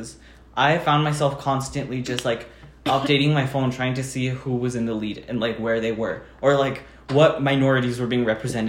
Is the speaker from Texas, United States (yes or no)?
yes; Texas, United States; the Texan in me.